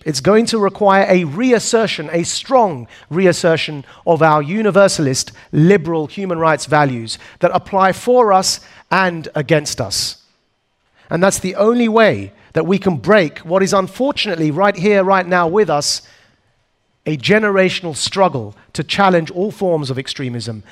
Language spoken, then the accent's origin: English; Essex, East of England, United Kingdom; a boy born and raised in Essex, which is a bit like the New Jersey of the UK